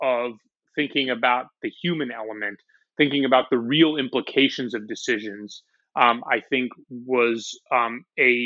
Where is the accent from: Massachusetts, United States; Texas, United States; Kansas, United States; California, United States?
California, United States; San Francisco; moved away as an adult; also born or lived in Tel Aviv, Israel / Oklahoma City; now in New York, United States; I grew up in the city of San Francisco.